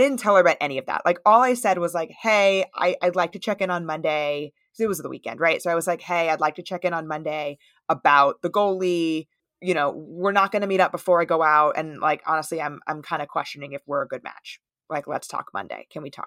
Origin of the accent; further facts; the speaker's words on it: United States; I'm from the United States